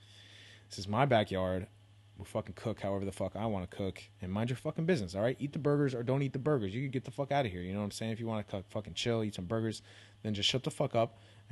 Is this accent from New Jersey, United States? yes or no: no; California, United States; You know, I'm from the Bay originally, so, you know, whatever.